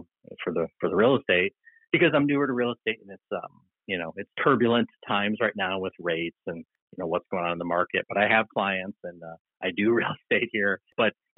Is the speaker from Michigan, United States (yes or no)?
no; Upstate New York, United States; moved away as an adult; also born or lived in Texas; now in Portland, United States; I've now been away from my hometown longer than I lived there